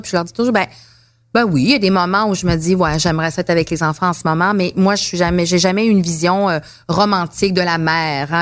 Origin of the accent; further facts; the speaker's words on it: Abitibi, Quebec, Canada; je viens de l'Abitibi